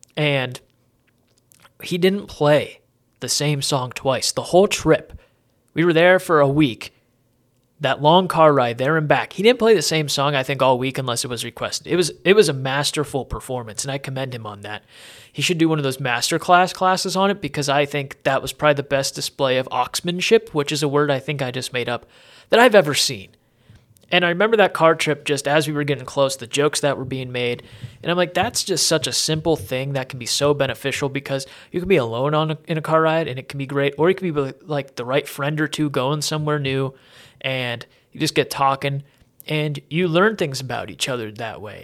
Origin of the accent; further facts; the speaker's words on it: Erie, Pennsylvania, United States; growing up in Erie